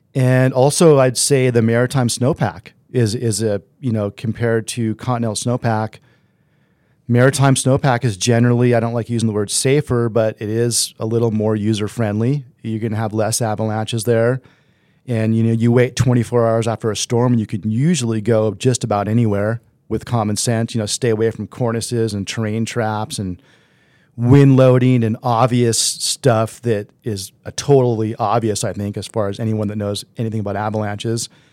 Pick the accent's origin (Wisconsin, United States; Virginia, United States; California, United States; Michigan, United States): California, United States; Southern; I grew up in SoCal